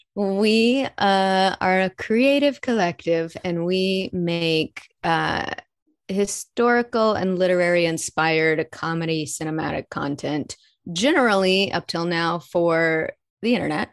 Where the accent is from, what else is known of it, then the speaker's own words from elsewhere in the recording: Arkansas, United States; moved away as an adult; now in Los Angeles, United States; I'm from Arkansas originally